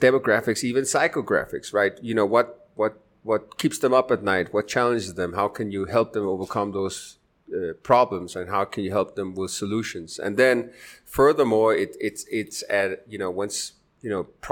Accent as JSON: {"language": "English", "country": "Denmark", "also_born_or_lived": "United States", "moved": "as an adult", "lives_now": "Medellin, Colombia", "said": "I'm originally from Denmark in Europe, but spent the last 10, 15 years in stateside and in Latin America."}